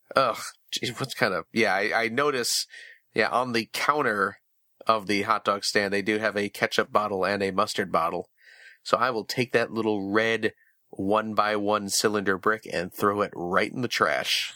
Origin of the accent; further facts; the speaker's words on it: Chicago, Illinois, United States; I'm from the Chicagoland area